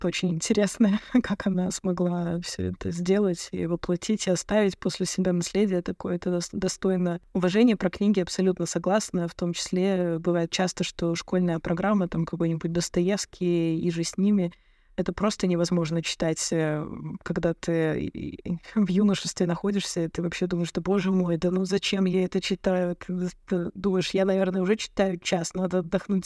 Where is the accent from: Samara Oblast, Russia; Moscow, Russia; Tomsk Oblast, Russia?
Samara Oblast, Russia; Tolyatti; moved away; also born or lived in United States; в Академии управления Щедровицкого в Тольятти, откуда я родом